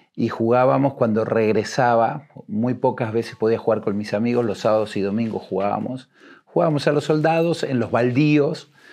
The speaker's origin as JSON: {"language": "Spanish", "region": "Buenos Aires", "country": "Argentina", "tie": "born or raised there", "also_born_or_lived": "Uruguay", "moved": "as an adult", "lives_now": "Mexico", "said": "me crié en Argentina, en un barrio, en eh, La Boca"}